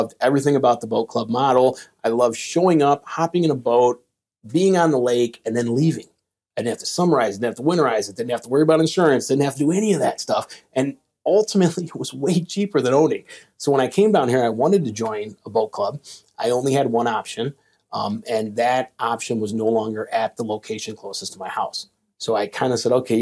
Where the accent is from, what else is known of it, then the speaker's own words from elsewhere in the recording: Midwest, Illinois, United States; moved away as an adult; now in Lake Murray, South Carolina, United States; I'm from the Midwest